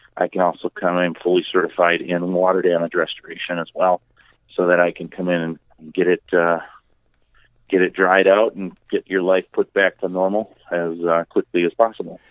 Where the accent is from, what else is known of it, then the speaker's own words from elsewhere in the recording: Two Rivers, Wisconsin, United States; also born or lived in Milwaukee, Wisconsin; now in Beaver Dam, United States; my hometown of Two Rivers. And yes, I said Two Rivers, not Trivers. Um, it took me a long time to get rid